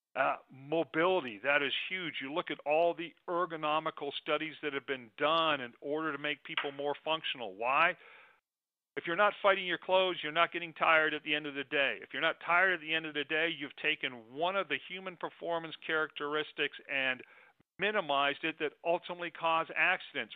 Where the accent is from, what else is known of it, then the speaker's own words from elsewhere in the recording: Arizona, United States; my home state of arizona